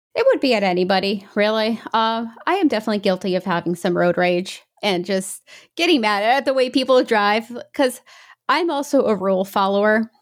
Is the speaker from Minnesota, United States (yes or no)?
no; New York, United States; also born or lived in England / Brazil (parents); I was born in England, and then when I was about one and a half, two, we moved to New York.